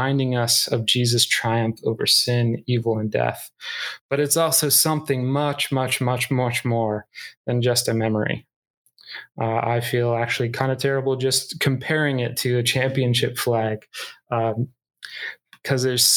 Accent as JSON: {"language": "English", "region": "Northern Iowa", "country": "United States", "tie": "born or raised there", "moved": "yes", "said": "I grew up in Northern Iowa"}